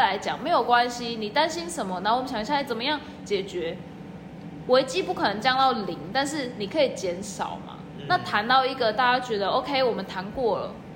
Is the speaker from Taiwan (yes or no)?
yes; Taiwan; moved away as an adult; now in Australia; 先从国内，就台湾嘛